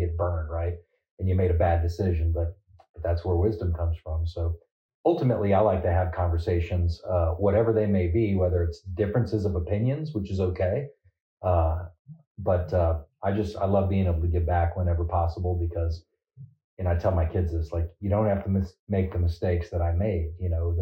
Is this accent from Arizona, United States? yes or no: yes; Phoenix, Arizona, United States; moved away as an adult; also born or lived in Sacramento, California / Colton, California / San Bernardino, California; I was born in Sacramento, California. I claim Phoenix, Arizona, although I went to high school in California